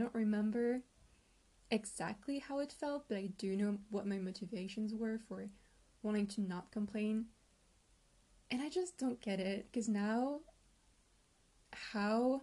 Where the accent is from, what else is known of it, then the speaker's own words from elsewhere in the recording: France; I am 22 years old and I'm from France.